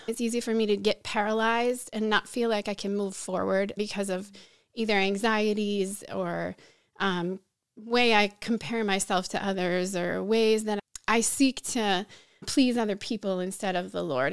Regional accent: Pennsylvania, United States; moved away as an adult; also born or lived in Brazil; now in Chicago, United States; I grew up mostly in Pennsylvania

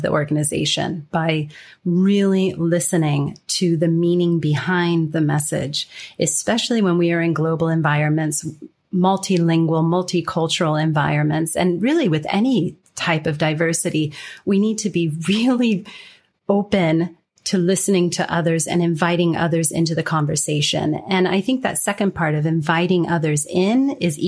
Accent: California, United States; accent: general American; moved away as an adult; also born or lived in Denmark; now in Singapore; I was born and raised in California, but I've lived outside of America for the past 21 years almost

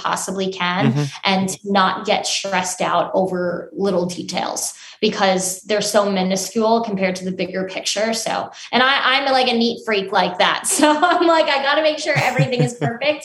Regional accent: Long Island, New York, United States; I grew up on Long Island in New York

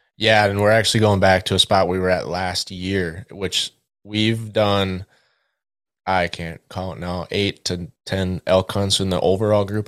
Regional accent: West Central Minnesota, United States; now in Twin Cities, United States; I grew up in West Central Minnesota

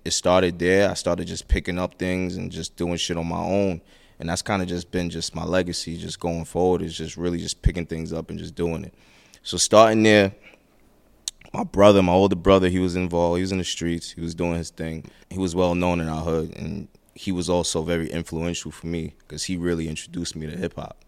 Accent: New York City, New York, United States; I'm from Brooklyn

